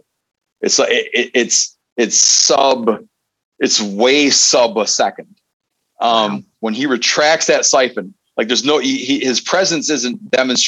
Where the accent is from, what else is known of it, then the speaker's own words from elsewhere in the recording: Michigan, United States; also born or lived in Seattle; grew up in Michigan